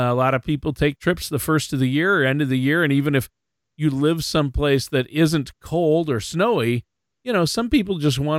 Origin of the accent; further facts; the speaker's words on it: Minnesota, United States; I'm from Minnesota